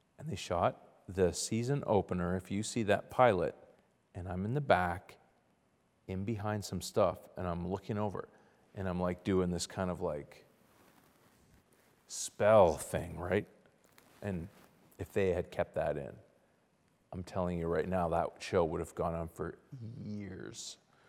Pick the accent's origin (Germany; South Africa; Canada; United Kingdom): Canada; Ottawa, Ontario; So I went to a school in Ottawa, Ontario, Canada. I'm Canadian.